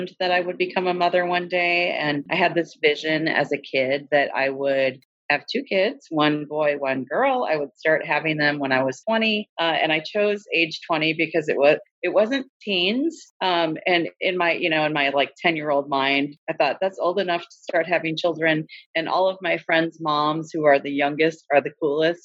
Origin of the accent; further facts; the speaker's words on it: Minnesota, United States; moved away as an adult; now in Bangor, United States; I'm originally from Minnesota, so came to Maine straight out of grad school right after getting my PhD in 2003.